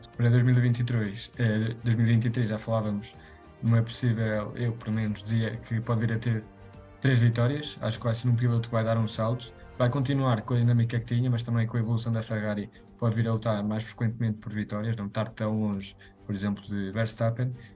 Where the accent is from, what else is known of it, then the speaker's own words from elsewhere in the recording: Spain; eu sou espanhol